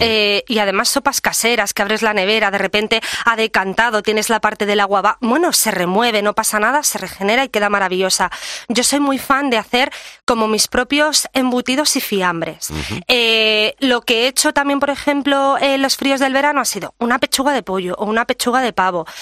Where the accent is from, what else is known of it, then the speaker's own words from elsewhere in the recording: Menorca, Balearic Islands, Spain; mi tierra, que es Menorca